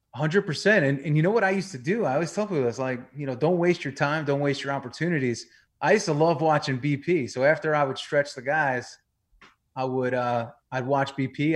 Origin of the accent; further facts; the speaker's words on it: New York, United States; moved away as an adult; also born or lived in Tampa, Florida; I grew up in New York.